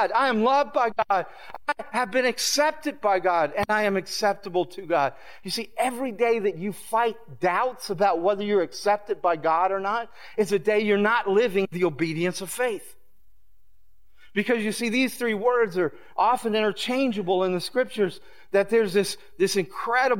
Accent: the South, United States; moved away as an adult; now in New York, United States; I grew up in the South

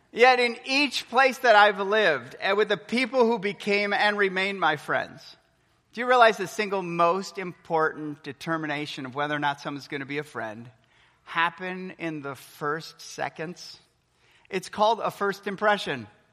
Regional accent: Milwaukee, Wisconsin, United States; moved away as an adult; also born or lived in Texas; I remember growing up for 22 years, born and raised in Milwaukee, Wisconsin.

